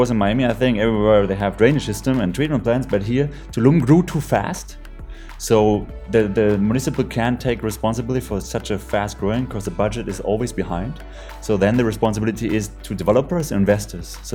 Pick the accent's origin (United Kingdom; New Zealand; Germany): Germany; So since I came out from Germany, I loved um, to use this technology. In Germany, we just had the problem there is not enough sun